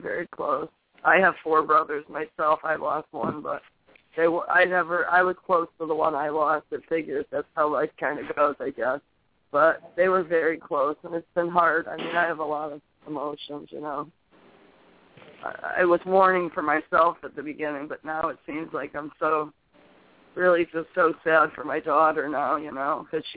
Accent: Connecticut, United States; now in New Hampshire, United States; I'm from Connecticut

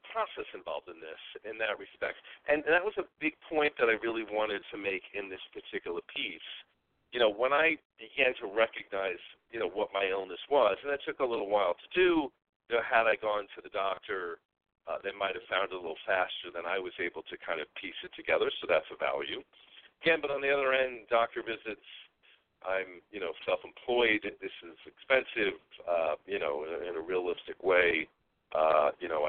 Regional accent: New York, United States; moved away; I'm originally a New Yorker. You can probably hear some of that in my voice

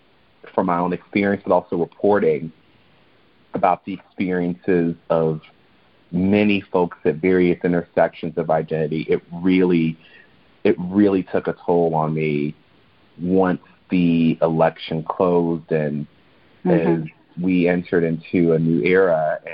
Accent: Chicago, Illinois, United States; it was for me a real culture shock growing up in Chicago and being in a Black neighborhood that wasn't even majority Black at first.

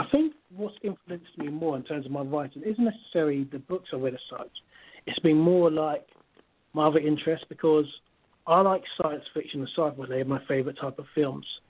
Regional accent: London, United Kingdom; also born or lived in Kent / Nigeria; I was born in London. I'm from, my origin is Nigeria. Mm-hmm. And I grew up in East London, spent some time in Kent.

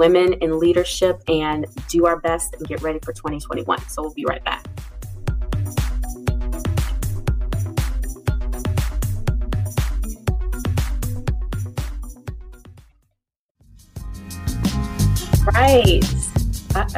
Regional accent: Ohio, United States; I am also from Ohio

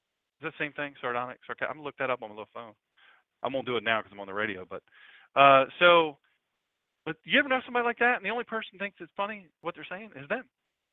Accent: Sussex County, Delaware, United States; I'm from Sussex County, Delaware. I may have a couple doctorate degrees, but I'm from Sussex County. I'm a country boy

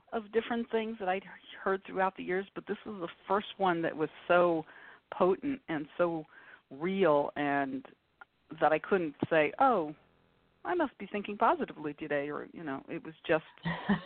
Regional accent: New York City, New York, United States; moved away; also born or lived in Boston, Massachusetts; I grew up in New York City

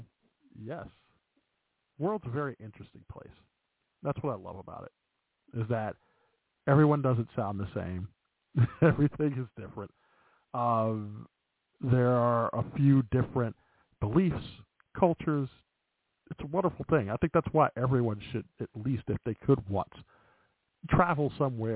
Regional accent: Chicago, Illinois, United States; accent: Chicago; my Chicago accent. Which does speak through every once and again

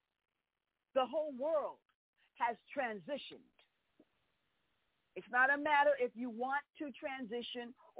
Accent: New York, United States; I was born and raised in New York

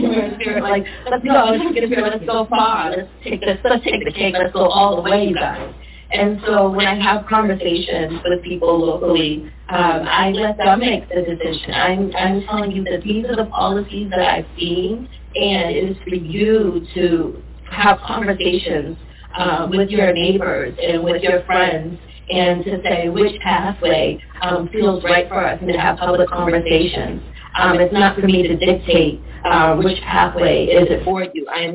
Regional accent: Brockton, Massachusetts, United States; also born or lived in Cambridge; I grew up in Brockton

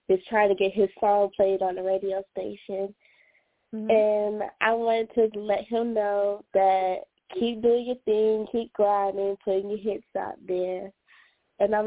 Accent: Atlanta, Georgia, United States; I am from Atlanta, Georgia.

